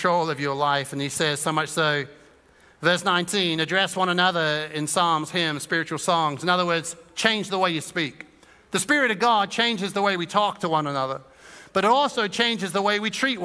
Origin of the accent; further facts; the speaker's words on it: Suffolk, East of England, United Kingdom; Growing up in Suffolk